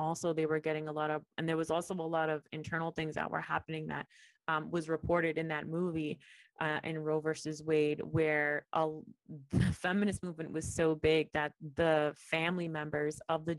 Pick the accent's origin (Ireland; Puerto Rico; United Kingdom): Puerto Rico; I came for the summer from Puerto Rico to work at an internship in New York.